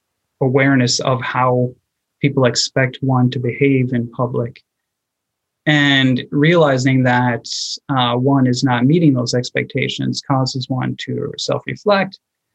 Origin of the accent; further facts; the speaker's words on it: United States; now in Japan; as an American, I would go to my right.